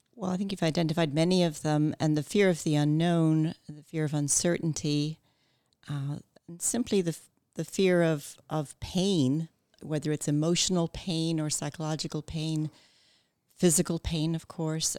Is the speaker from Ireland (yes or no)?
yes; Ireland; moved away; also born or lived in Canada; moving back to Ireland and growing up there